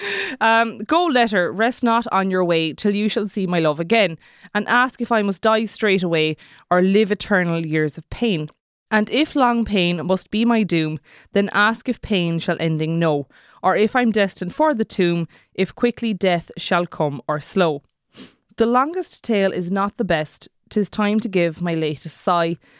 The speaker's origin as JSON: {"language": "English", "area": "Kerry", "region": "Munster", "country": "Ireland", "said": "I'm from Kerry, so that's how I'm gonna say it"}